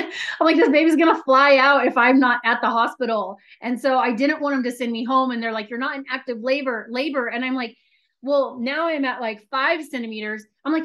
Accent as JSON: {"language": "English", "town": "San Diego", "region": "California", "country": "United States", "tie": "born there", "said": "I was born in San Diego. And then from there, we lived in Long Beach, the LA area. We moved up to San Francisco. So I've lived like all up and down California"}